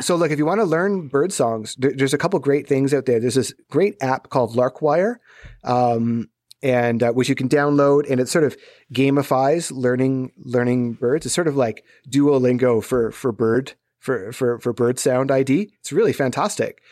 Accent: Southern Ontario, Canada; growing up in Southern Ontario

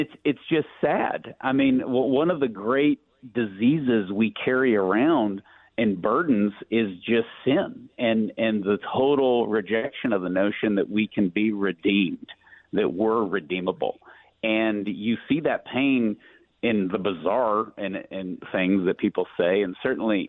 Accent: East Texas, United States; I'm from East Texas. I grew up in a place that's 2% Catholic, you know, around these great Southern Baptists

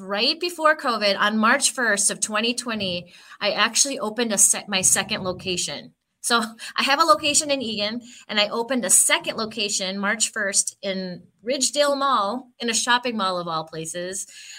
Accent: Philippines; No, actually, I'm Filipino. And so the desserts that we eat growing up as Filipinos are completely different.

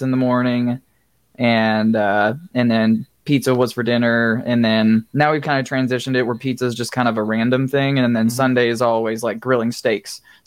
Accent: the South, United States; I grew up in the South

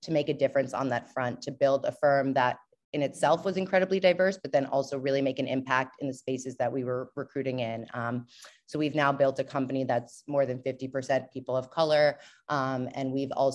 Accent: New York, United States; moved away as an adult; also born or lived in Portland, Maine; I'm from New York.

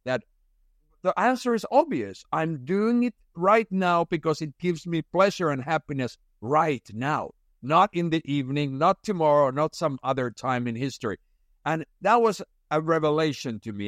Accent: Finland; moved away; I had been working most summers, uh, back in Finland, where it's very traditional to work, uh, as a young person

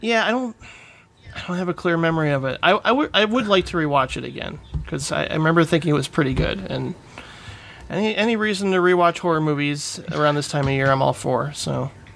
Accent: Indiana, United States; also born or lived in Calumet City, Illinois; I grew up in Calumet City, Illinois, till I was eight, and then moved to Indiana for my teenage years

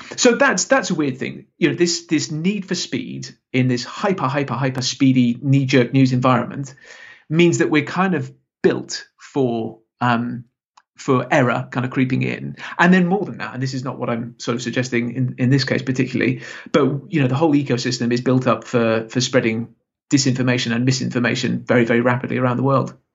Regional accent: Salisbury, South West England, United Kingdom; moved away; it's actually my, my hometown

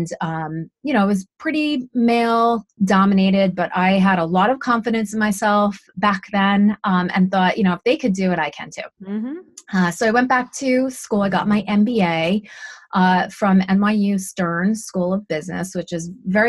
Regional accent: Montrose, New York, United States; I grew up in a very small town in Westchester County called Montrose

